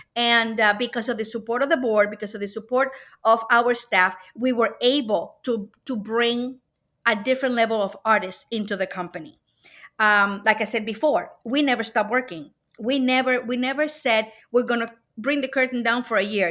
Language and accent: English; Puerto Rico; now in Cleveland, United States; I was born and brought up in Puerto Rico